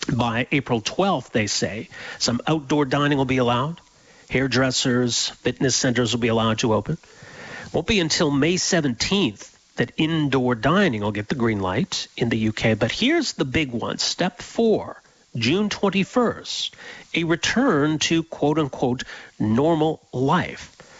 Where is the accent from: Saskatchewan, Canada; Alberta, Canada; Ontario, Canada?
Alberta, Canada; Edmonton; I grew up in Edmonton